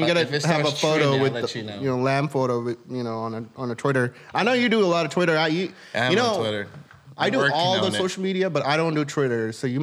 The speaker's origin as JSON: {"language": "English", "region": "California", "country": "United States", "said": "They do? Okay. Maybe it's because I'm from California."}